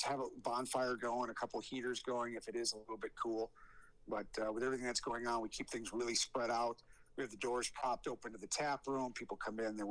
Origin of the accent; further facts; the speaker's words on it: Illinois, United States; moved away as an adult; also born or lived in Wisconsin; now in Oshkosh, United States; I grew up in Illinois. Don't hate me, but that's where I grew up